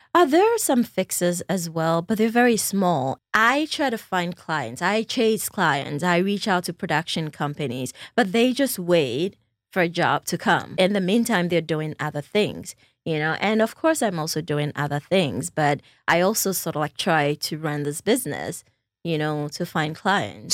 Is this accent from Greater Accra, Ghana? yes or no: no; Volta, Ghana; moved away as an adult; also born or lived in North Carolina; I am also from the Volta region